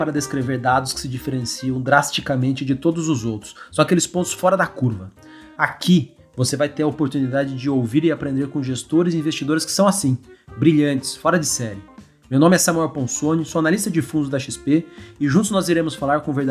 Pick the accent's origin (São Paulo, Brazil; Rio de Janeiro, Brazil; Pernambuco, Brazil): Rio de Janeiro, Brazil; born there; Nasci no Rio de Janeiro, vocês podem imaginar, eu sou talvez conhecido no mercado pela, pelo amor ao Rio de Janeiro